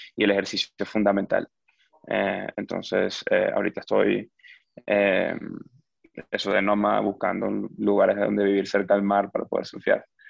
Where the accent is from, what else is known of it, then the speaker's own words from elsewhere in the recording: Venezuela; moved away; yo crecí en Venezuela, que es un país con hiperinflación